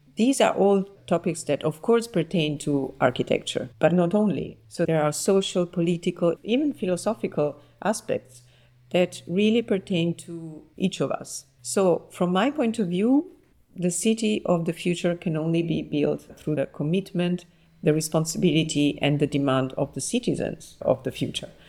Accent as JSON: {"language": "English", "town": "Naples", "region": "Campania", "country": "Italy", "tie": "born or raised there", "moved": "as an adult", "lives_now": "Paris, France", "said": "I was born in Naples and I grew up there and I studied architecture there."}